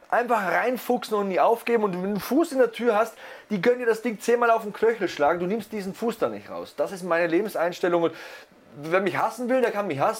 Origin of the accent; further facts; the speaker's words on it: East Germany, Germany; Erzählst du dem Richtigen, ich komme aus dem Osten.